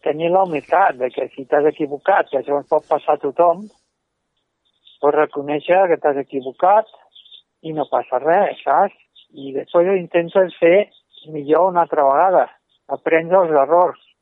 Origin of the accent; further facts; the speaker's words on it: Martorell, Catalonia, Spain; Jo soc de Martorell, i de Gelida